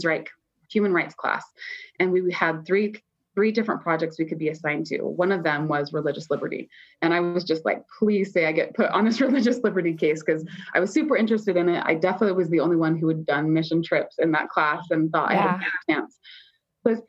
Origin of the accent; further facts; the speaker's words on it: Utah, United States; moved away as an adult; also born or lived in New York City; I'm living in New York and I come from Utah